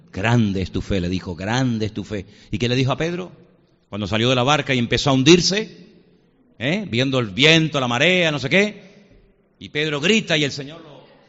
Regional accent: Venezuela; nací en Venezuela

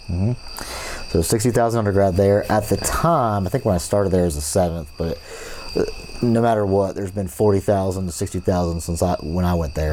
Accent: Fort Myers, Florida, United States; also born or lived in St. Petersburg, Florida; now in Mississippi, United States; obviously grew up in Florida. Um, grew, uh, born in St. Petersburg, moved to Fort Myers. Most of my um, actual childhood

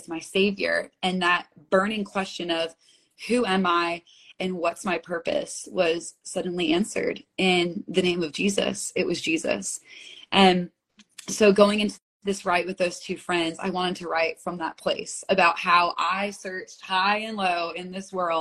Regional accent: United States; also born or lived in Manhattan; I grew up right outside of New York City

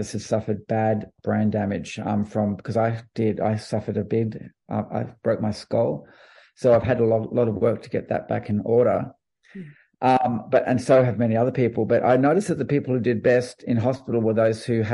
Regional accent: Australia; as an Australian

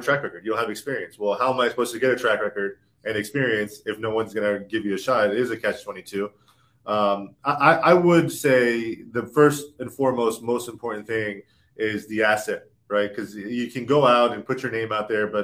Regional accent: Orlando, Florida, United States; moved away as an adult; now in Los Angeles, United States; I'm from Orlando, Florida

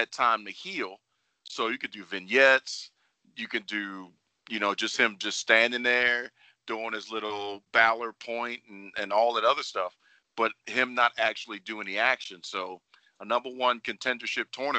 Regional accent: Baltimore, Maryland, United States; I'm from Baltimore

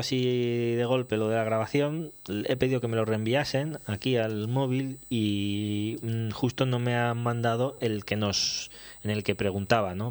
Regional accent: Aragon, Spain; moved away; also born or lived in Zaragoza / Teruel; soy sigo siendo aragonés. Bueno, nacido en el carnet pone Zaragoza, ah, aunque pasé mucho tiempo en Teruel, sí, pero también he vivido en Zaragoza pues 12 o 14 años

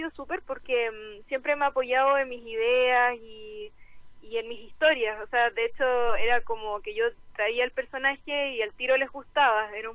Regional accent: Chile; porque tenemos muy buenos ilustradores aquí en Chile, muy buenos.

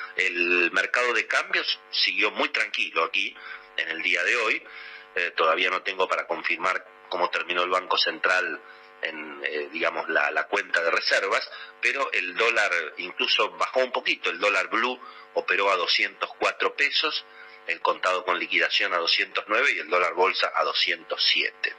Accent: Argentina; somos prisioneros los argentinos

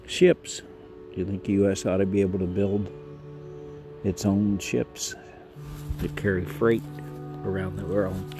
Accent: United States; I grew up on the Mexican border

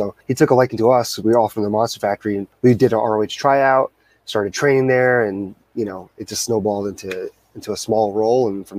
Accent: Edison, New Jersey, United States; my hometown, Edison, New Jersey, like 10 minutes from my house.

